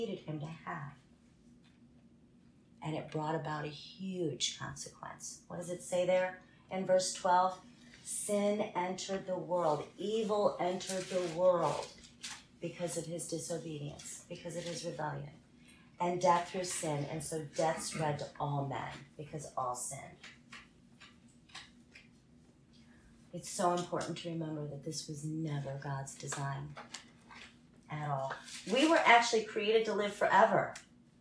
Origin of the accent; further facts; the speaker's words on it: United States; I was born in America